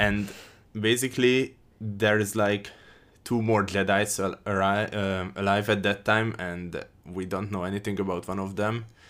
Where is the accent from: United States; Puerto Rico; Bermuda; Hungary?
Hungary; I'm from Hungary